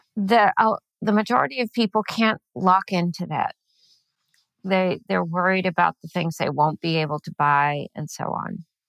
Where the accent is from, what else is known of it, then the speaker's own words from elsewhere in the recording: California, United States; moved away as an adult; also born or lived in Venezuela / Chile; I grew up in California.